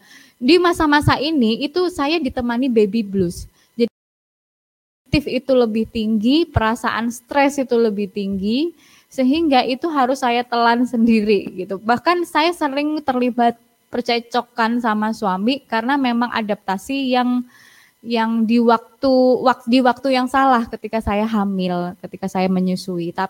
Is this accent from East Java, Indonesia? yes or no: yes; Surabaya, East Java, Indonesia; accent: Surabaya Javanese; Kita sama-sama Jawa, Mbak, sama-sama pakai bahasa Jawa, tapi Jawanya saya, Jawa Surabaya dan Jawanya Trenggalek kan berbeda.